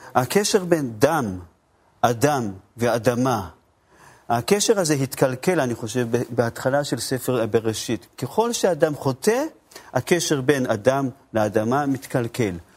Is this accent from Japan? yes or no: yes; Japan; Hebrew is a second language; also born or lived in Tokyo; now in Israel; אני במקור מיפן